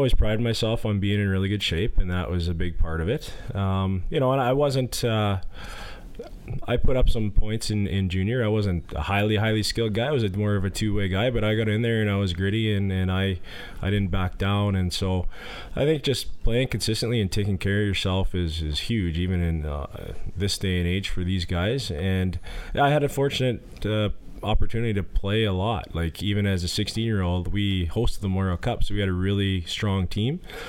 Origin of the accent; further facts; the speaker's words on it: Yorkton, Saskatchewan, Canada; we had some pretty good teams growing up in Yorkton in the Pee Wee Bantam time frame